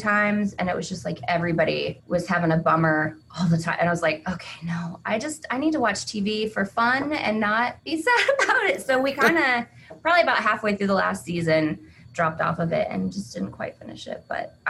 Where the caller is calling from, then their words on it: Iola, Kansas, United States; I'm joining you from Iola, Kansas.